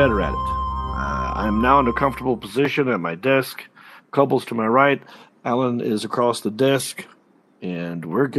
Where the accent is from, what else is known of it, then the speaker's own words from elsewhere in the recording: Hickory, North Carolina, United States; So I'm from Hickory, North Carolina.